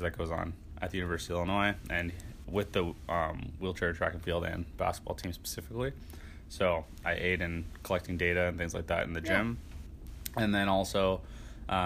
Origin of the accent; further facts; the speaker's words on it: Canada; moved away as an adult; now in United States; growing up in Canada, I played hockey